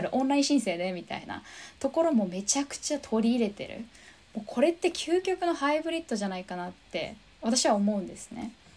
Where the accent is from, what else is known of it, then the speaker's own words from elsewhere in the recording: Japan; 生まれ育った自分のふるさと日本